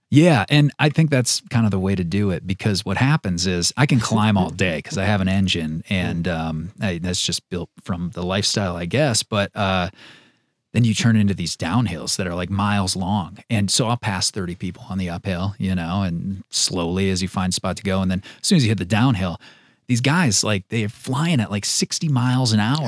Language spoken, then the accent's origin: English; Wisconsin, United States; now in Utah, United States; I grew up in Wisconsin hunting and fishing